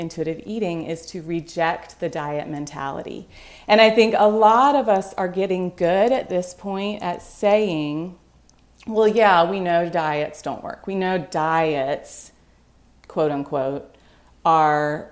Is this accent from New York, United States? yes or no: no; Greenville, South Carolina, United States; now in Vermont, United States; I grew up in Greenville, South Carolina